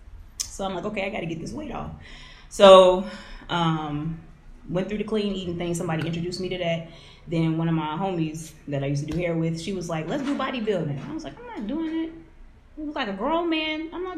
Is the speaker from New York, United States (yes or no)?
no; Blue Island, Illinois, United States; I was born in Blue Island, Illinois.